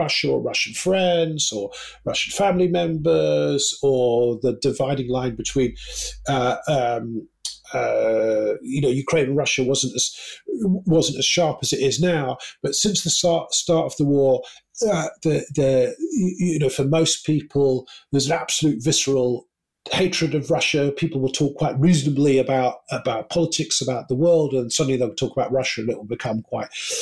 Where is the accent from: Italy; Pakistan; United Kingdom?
United Kingdom; as a British journalist